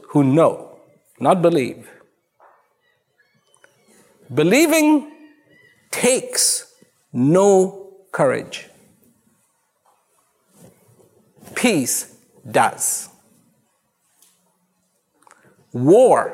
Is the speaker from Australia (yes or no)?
no; India; I was born in India